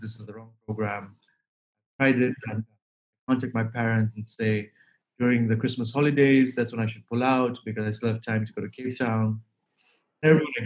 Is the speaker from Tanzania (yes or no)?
yes; Dar es Salaam, Tanzania; moved away as an adult; also born or lived in Toronto, Canada; I'm from Dar es Salaam